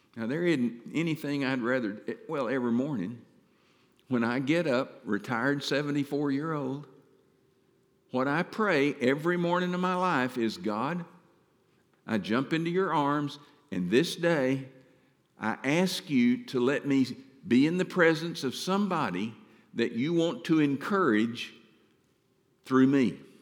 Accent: Mount Pleasant, Texas, United States; moved away as an adult; I'm from Mount Pleasant

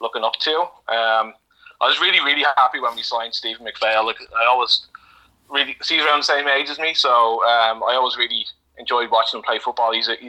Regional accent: Dublin, Leinster, Ireland; moved away as an adult; I'm from Coolock

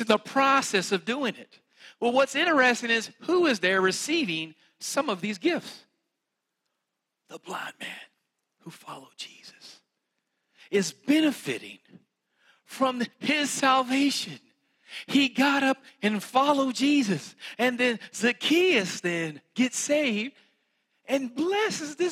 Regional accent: West Virginia, United States; accent: country; I'm from West Virginia

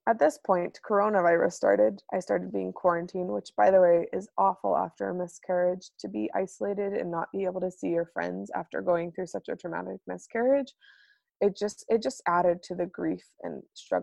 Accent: United States; moved away as an adult; now in Manitoba, Canada; as an American growing up without good insurance

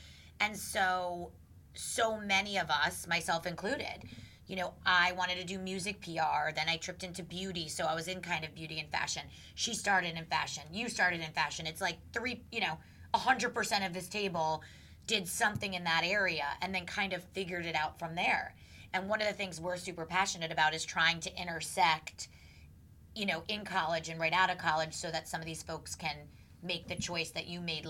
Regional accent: New Jersey, United States; So we're from North Jersey.

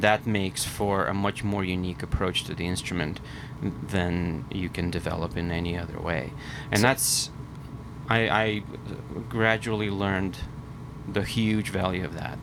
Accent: Vilnius, Vilnius County, Lithuania; moved away as an adult; also born or lived in Philadelphia; now in New York, United States; I grew up in Lithuania. Uh, I moved to Philadelphia when I was uh, 19

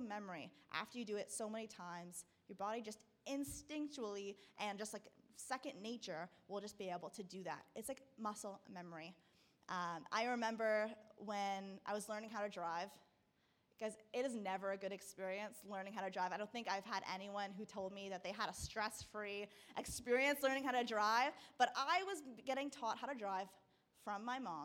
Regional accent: Burlington, Ontario, Canada; also born or lived in Peterborough; I was growing up in Burlington. So I'm there now again.

